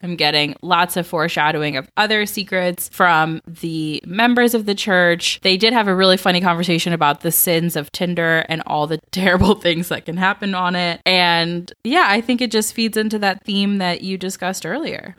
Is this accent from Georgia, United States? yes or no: yes; Georgia, United States; I grew up in Georgia.